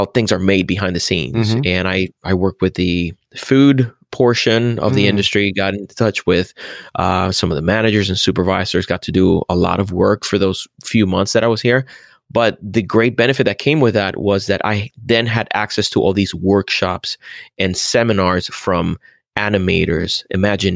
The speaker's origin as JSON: {"language": "English", "country": "Puerto Rico", "tie": "born or raised there", "also_born_or_lived": "Central Florida", "moved": "as an adult", "lives_now": "Florida, United States", "said": "I grew up in Puerto Rico, and I moved to Florida when I was 20 years old."}